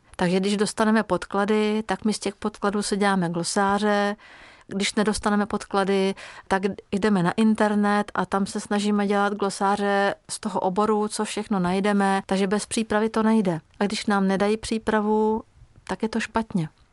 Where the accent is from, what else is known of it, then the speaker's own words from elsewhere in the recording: Hungary; first language Hungarian; Czech is a second language; moved away as an adult; also born or lived in Czech Republic; now in Prague, Czech Republic; Tu maďarštinu jsem začala opět obnovovat a opravdu to je práce, udržovat si maďarštinu, když žijete v cizině